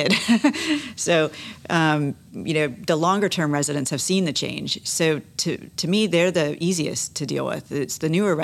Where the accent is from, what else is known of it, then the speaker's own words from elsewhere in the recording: Satellite Beach, Florida, United States; I grew up in Satellite Beach